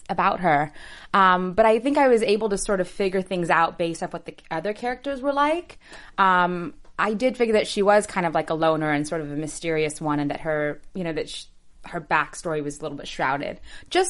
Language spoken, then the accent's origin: English; Seattle, Washington, United States; first language English; I'm from Seattle originally